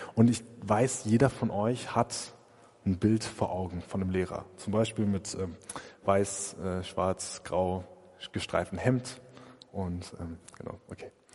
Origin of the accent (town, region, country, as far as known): Germany